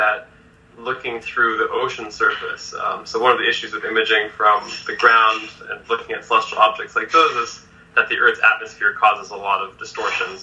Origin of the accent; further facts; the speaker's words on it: Los Angeles, California, United States; growing up in Los Angeles